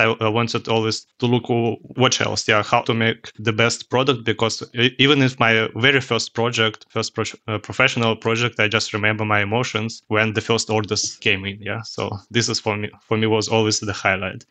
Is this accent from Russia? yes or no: yes; Russia; English is a second language; also born or lived in Cologne, Germany; now in Germany; originally, I'm from Russia, but live here in Germany, uh, since, uh, half of my life.